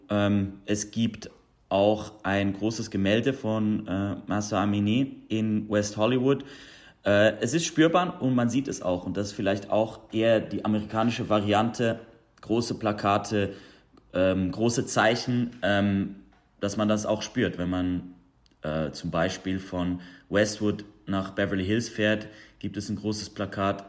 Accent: Zurich, Switzerland; moved away as an adult; now in Los Angeles, United States; Zürich, wo ich aufgewachsen bin, ist jetzt nicht so ein großer Hub für die Persian Community

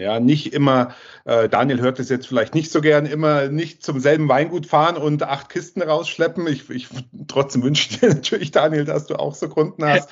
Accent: Southern Germany, Germany; ich bin jetzt aus dem Süden von Deutschland, wie ihr ja wisst und auch hört

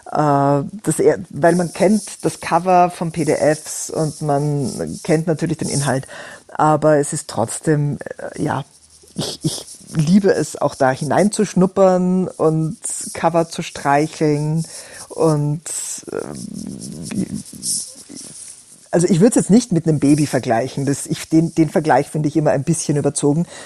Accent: Austria; accent: Austrian; Ich bin Österreicherin, das würde man durchaus auch immer mithören.

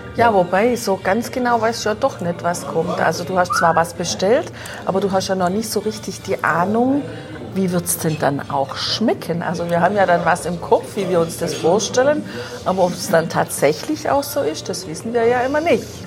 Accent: Germany; bei uns zu Hause in Deutschland

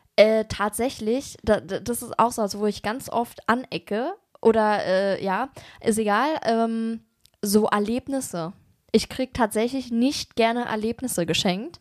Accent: Germany; wir kommen ja aus Berlin und Umgebung

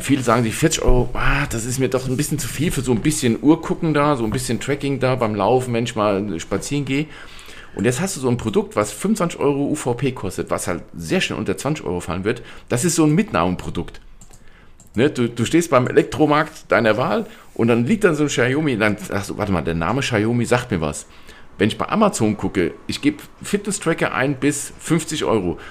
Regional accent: Germany; Bei uns in Deutschland

